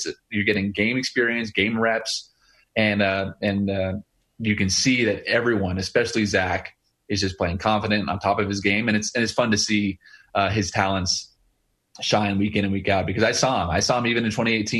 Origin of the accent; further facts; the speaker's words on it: Boise, Idaho, United States; moved away; my hometown team that I grew up a fan